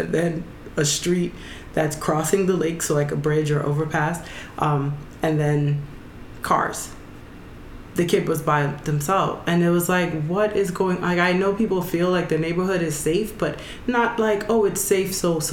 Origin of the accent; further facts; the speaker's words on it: Jamaica; I'm not from America anyway, so it's not like it's a normal it's not a normal holiday for us in Jamaica.